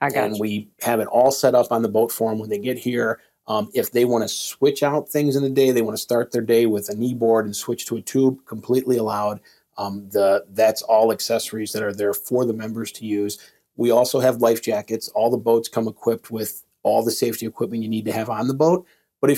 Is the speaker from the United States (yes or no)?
yes; Midwest, United States; I come from the Midwest where most lakes are about 100 acres.